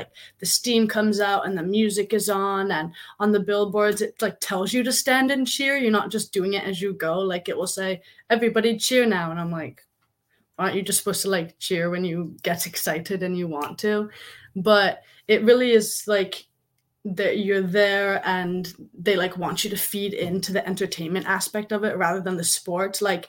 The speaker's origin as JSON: {"language": "English", "town": "Los Angeles", "region": "California", "country": "United States", "tie": "born there", "also_born_or_lived": "New Jersey / London", "said": "I was born in the States. I was born in California in like beachy area of LA, and then we moved to New Jersey."}